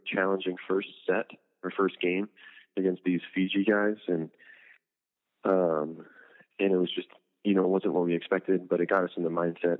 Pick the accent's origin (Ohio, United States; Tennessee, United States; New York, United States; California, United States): California, United States; Huntington Beach; my hometown, almost in Huntington Beach